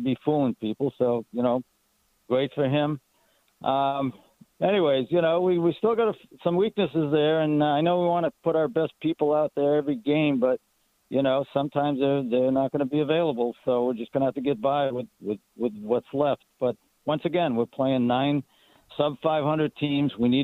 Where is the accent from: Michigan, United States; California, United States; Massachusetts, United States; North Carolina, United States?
Massachusetts, United States; Boston; now in Oakland, United States; I'm from Boston